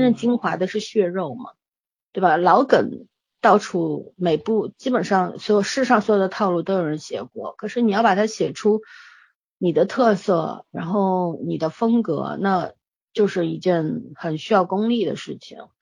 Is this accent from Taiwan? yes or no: no; China; 我们中国人